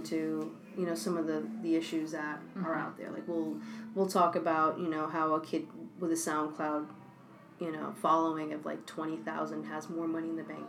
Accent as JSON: {"language": "English", "region": "New York", "country": "United States", "tie": "born or raised there", "said": "I'm born and bred in New York."}